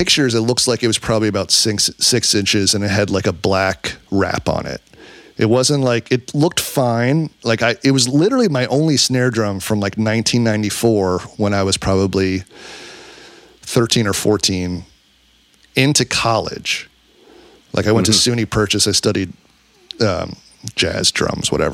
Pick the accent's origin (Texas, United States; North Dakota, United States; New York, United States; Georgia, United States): New York, United States; New York City; I grew up in New York City